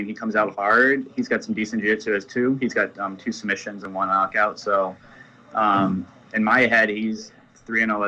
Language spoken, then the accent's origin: English; New Hampshire, United States; I'm from New Hampshire